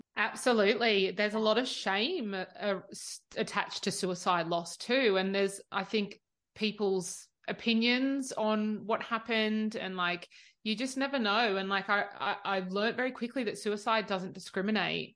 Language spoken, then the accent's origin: English; Australia; I'm the Aussie